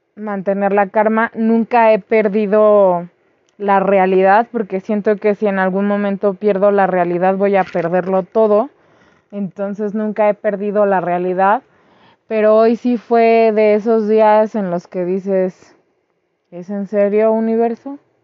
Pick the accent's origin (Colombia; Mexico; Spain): Mexico; also born or lived in Mexico City; nosotros como pueblo mexicano